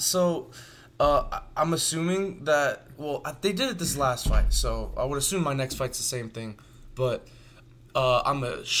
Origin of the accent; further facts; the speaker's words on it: Las Vegas, Nevada, United States; people that I grew up with here in Vegas